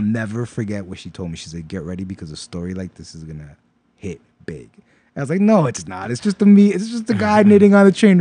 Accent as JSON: {"language": "English", "town": "New York City", "region": "New York", "country": "United States", "tie": "born or raised there", "also_born_or_lived": "Pennsylvania", "said": "I grew up in Brooklyn most of my life and, uh, moved to Pennsylvania for a couple years, finished high school out there, and then came right back."}